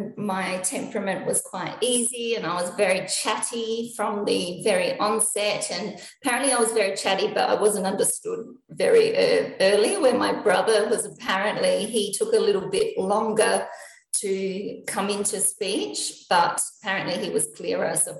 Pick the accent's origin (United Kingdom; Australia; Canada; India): Australia; Adelaide, South Australia; also born or lived in Elizabeth, South Australia / Hillbank, South Australia; now in Melbourne, Australia; I'm actually not from Melbourne, so I'm from Adelaide. So I was born in the Lyell McEwen Hospital, which is in Elizabeth in South Australia.